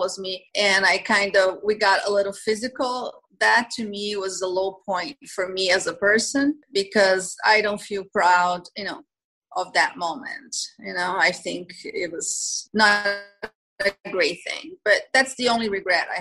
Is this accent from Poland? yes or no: no; Brazil; moved away as an adult; now in Miami, United States; I'm originally from Brazil